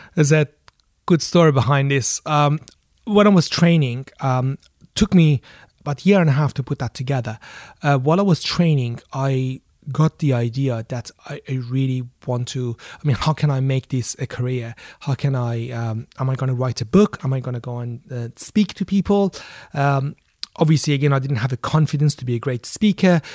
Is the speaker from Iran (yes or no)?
yes; Iran; now in London, United Kingdom; I grew up in Iran